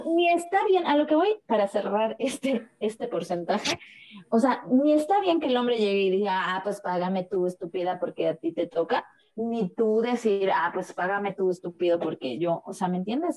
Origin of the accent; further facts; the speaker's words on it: Mexico; como mexicanos